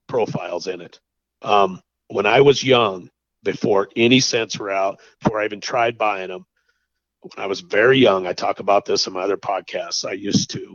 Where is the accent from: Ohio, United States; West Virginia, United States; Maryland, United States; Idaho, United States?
Idaho, United States; I grew up in Idaho and there was no feed allowed